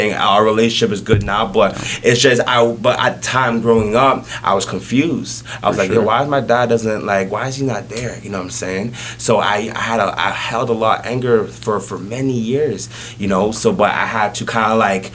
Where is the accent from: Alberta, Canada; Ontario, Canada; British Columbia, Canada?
Ontario, Canada; Toronto; born in Jane and Finch, went to high school at Westview, Jane and Finch, born in a hospital